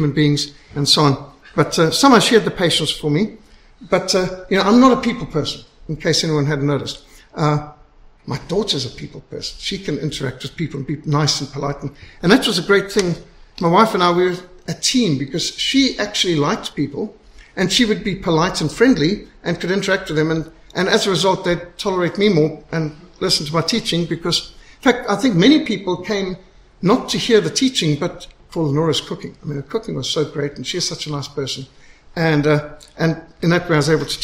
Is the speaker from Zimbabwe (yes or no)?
yes; Zimbabwe; I was brought up in Rhodesia.